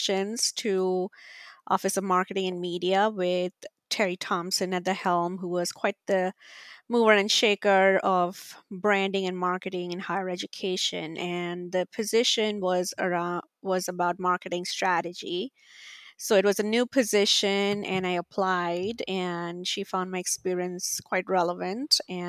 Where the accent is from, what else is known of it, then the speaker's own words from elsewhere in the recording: India; moved away as an adult; now in United States; But my career really started back when I came to the US from India to study master's in communications.